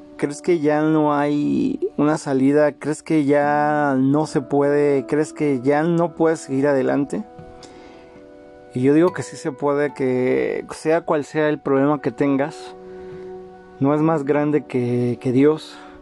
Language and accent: Spanish; Mexico; como mexicanos